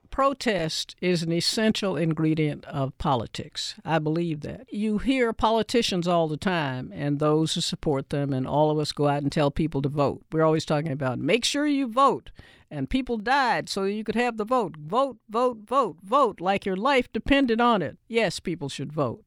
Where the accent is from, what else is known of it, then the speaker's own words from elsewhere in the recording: Nashville, Tennessee, United States; when I grew up in Nashville